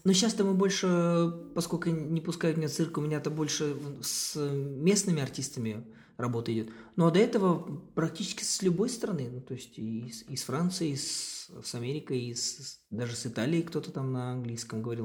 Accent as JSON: {"language": "Russian", "country": "Kazakhstan", "said": "я из Казахстана"}